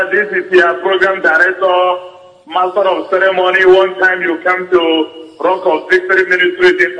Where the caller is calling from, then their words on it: Johannesburg, Gauteng, South Africa; I'm calling from Johannesburg.